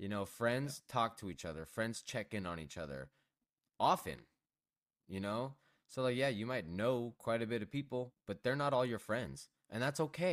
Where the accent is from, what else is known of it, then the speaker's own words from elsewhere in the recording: Los Angeles, California, United States; I grew up in Southern California. Went to Hollywood every week. Grew up in Los Angeles